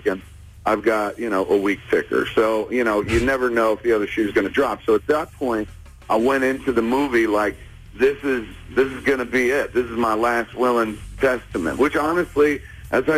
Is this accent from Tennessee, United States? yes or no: no; New Jersey, United States; I didn't grow up in Canada. I grew up in New Jersey